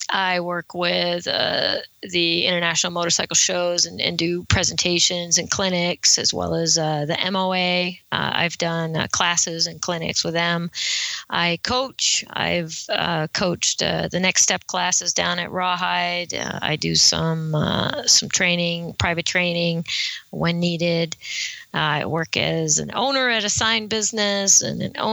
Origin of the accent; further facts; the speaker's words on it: Monterey County, California, United States; I am from Monterey County in California